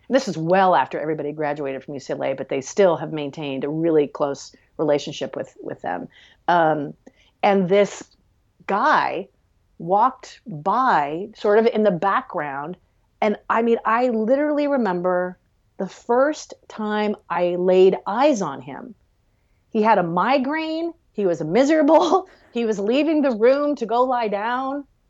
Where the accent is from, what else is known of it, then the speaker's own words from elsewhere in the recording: Los Angeles, California, United States; also born or lived in Maryland; growing up in Los Angeles in the eighties and the nineties and, and the early two thousands